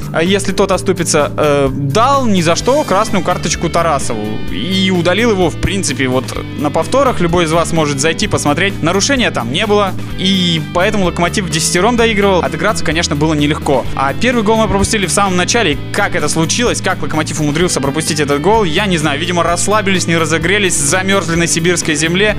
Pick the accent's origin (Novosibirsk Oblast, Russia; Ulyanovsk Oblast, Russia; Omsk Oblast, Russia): Novosibirsk Oblast, Russia; Novosibirsk; мы были из Новосибирска